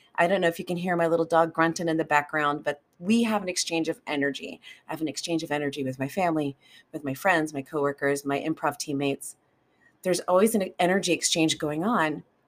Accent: United States; I live in America, and I'm an American, and I grew up in that culture

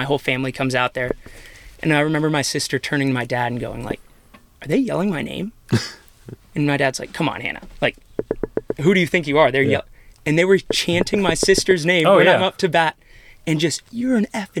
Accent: Manhattan Beach, California, United States; moved away as an adult; I'm coming from Manhattan Beach

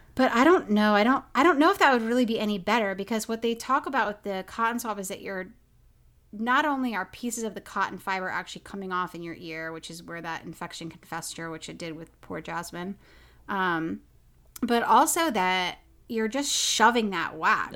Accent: Oklahoma, United States; I grew up in Oklahoma

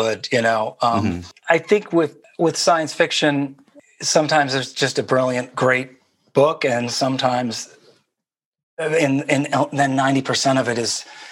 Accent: Midwest, United States; moved away as an adult; also born or lived in New York; growing up in the Midwest

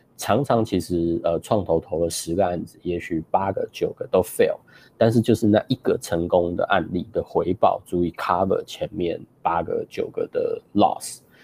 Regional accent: Taiwan; moved away; also born or lived in Chicago / Seattle; 我本身出生在台湾

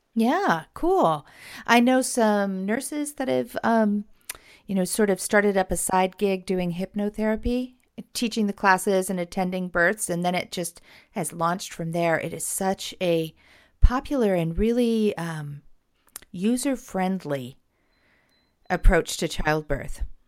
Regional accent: California, United States; now in Portland, United States; I am actually from California

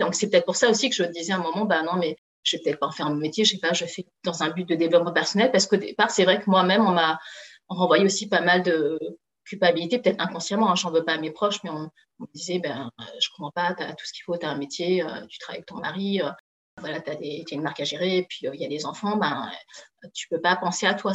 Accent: France; je suis d'origine chinoise, hein. moi, j'ai toujours grandi en France. Voilà, donc euh, je suis française

